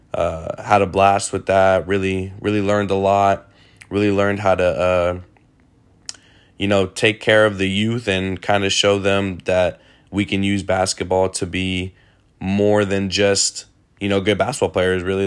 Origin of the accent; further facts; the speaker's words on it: Sacramento, California, United States; born and raised in Sacramento, California